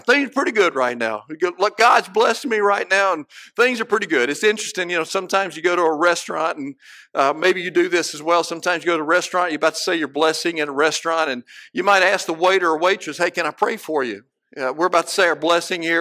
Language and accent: English; Cleveland, Mississippi, United States; I can look out my back door, my childhood home, and see the men's dorm one street over